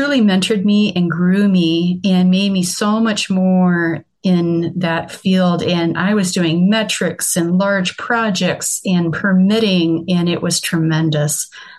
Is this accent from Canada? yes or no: no; Iowa, United States; born there; also born or lived in Wisconsin / Florida / Seattle / Michigan; now in Boise, United States; No, I was actually born in Iowa, but I have lived in Wisconsin, Florida, Seattle, Washington, Iowa, Michigan, and then Boise, Idaho.